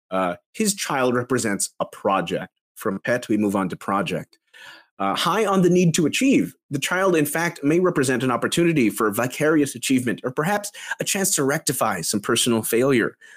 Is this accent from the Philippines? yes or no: yes; Philippines; you fools! I'm Filipino.